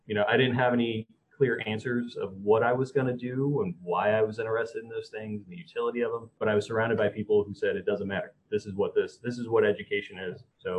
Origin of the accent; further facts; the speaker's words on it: St. Louis, Missouri, United States; moved away; I grew up in the Midwest where, like, soccer was the thing